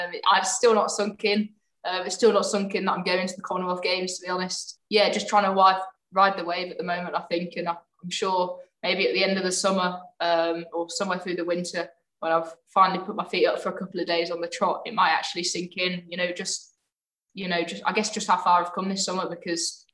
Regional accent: Birmingham, West Midlands, United Kingdom; also born or lived in London; I've lived in Birmingham since I was four. So yeah, I was born in London, but definitely grew up

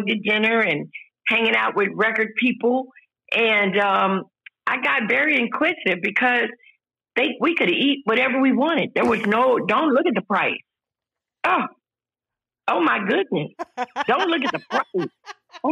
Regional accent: Texas, United States; now in Georgia, United States; No, I'm from Texas.

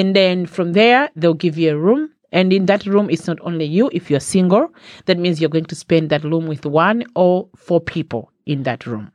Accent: Malawi; moved away as an adult; now in Ireland; I was born in Malawi. Not I am from Malawi, but I was born in Malawi

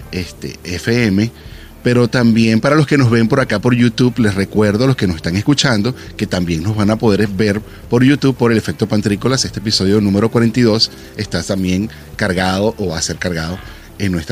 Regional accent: Valencia, Carabobo, Venezuela; Yo soy valenciano.

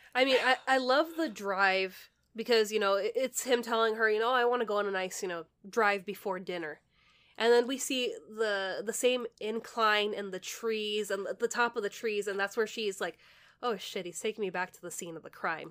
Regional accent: California, United States; we're from California

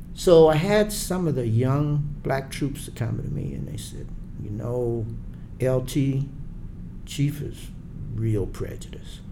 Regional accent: Charleston, South Carolina, United States; I'm from Charleston, South Carolina

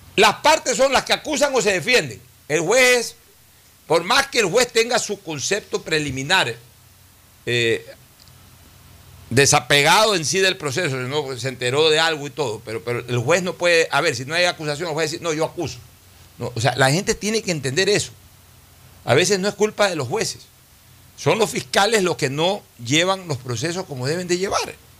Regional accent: Guayaquil, Guayas, Ecuador; es nuestra ciudad que nos vio nacer, en el caso de Cristina y mío

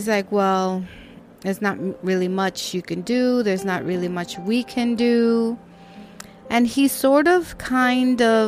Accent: New York City, New York, United States; my apartment where I grew up in Washington Heights

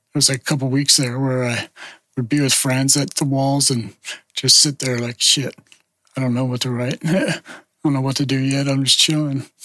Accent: Gilroy, California, United States; moved away as an adult; also born or lived in San Jose / Portland; growing up in Gilroy

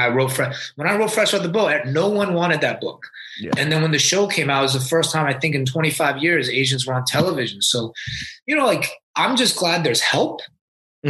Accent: Orlando, Florida, United States; I grew up in Orlando, Florida

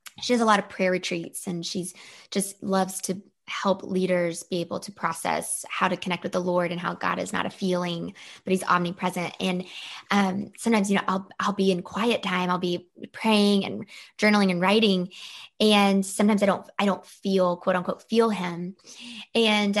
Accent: the South, Georgia, United States; I am from the South, but I'm not your typical Southern belle because my parents both were raised in Ohio and Indiana. They came down to the South in Georgia

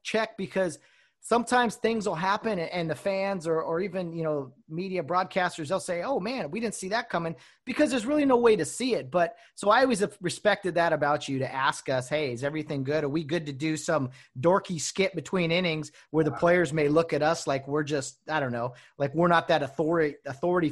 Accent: Glendora, California, United States; I was from Glendora

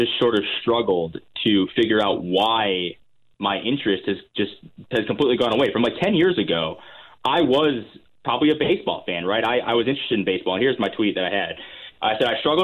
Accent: Connecticut, United States; I grew up in the Northeast, obviously, in Connecticut

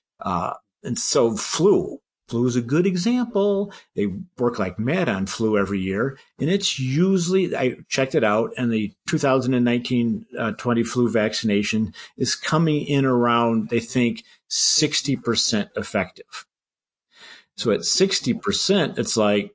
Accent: Michigan, United States; My home state is Michigan.

